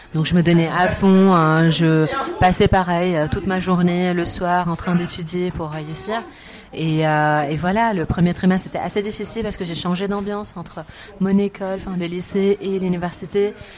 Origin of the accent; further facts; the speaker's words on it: Lebanon; moved away as an adult; now in France; revenir au Liban pour chercher du travail et surtout pouvoir faire bénéficier mon pays natal de mes compétences